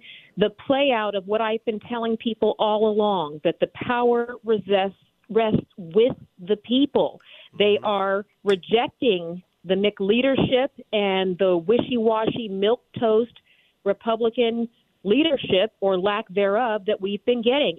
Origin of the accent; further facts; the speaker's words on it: Texas, United States; born there; I was born in Texas. I have Texas tea running through my veins and two military parents.